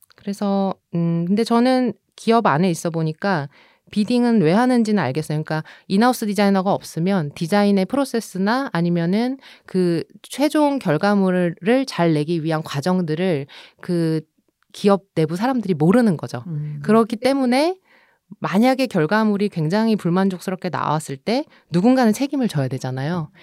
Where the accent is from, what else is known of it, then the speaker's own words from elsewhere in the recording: Seoul, South Korea; also born or lived in Busan; 제가 부산에서 태어나긴 했지만 100일 만에 서울에 와서